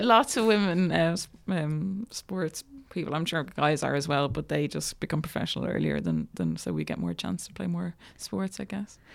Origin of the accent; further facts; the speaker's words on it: Ireland; I grew up in Bornabrina, so it was my, my local club.